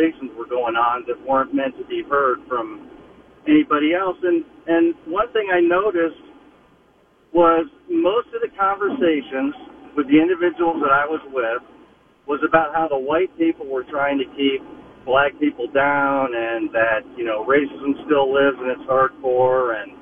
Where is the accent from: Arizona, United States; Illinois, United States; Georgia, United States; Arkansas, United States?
Georgia, United States; now in Mankato, United States; I grew up in Georgia in an area that was right next to a county that was an all-white county.